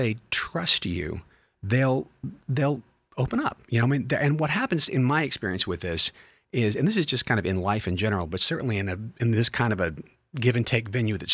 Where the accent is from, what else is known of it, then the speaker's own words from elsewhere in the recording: Kentucky, United States; I'm not from Somerset, but I am from Kentucky